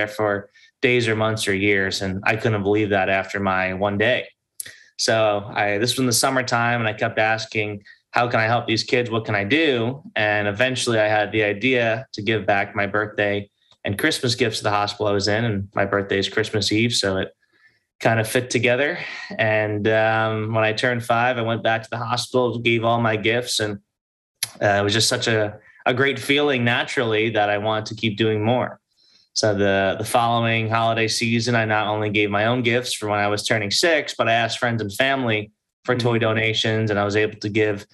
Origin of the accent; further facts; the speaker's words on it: Long Island, New York, United States; I'm from Long Island, and my parents took me to the local children's hospital here